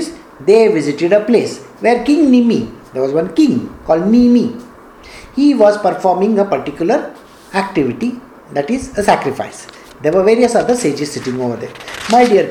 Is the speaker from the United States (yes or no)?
no; India